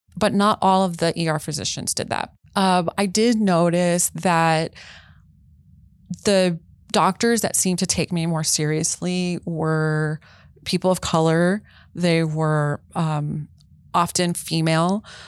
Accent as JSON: {"language": "English", "region": "Texas", "country": "United States", "said": "I'm from Texas"}